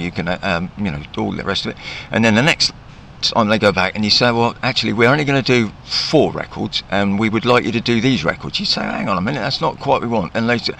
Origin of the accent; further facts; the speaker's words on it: Southampton, South East England, United Kingdom; I'm from Southampton